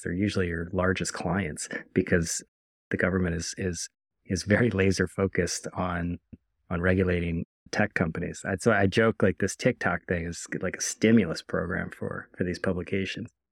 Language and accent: English; outside of Philadelphia, Pennsylvania, United States; moved away; also born or lived in Washington; a kid growing up, like, outside of Philadelphia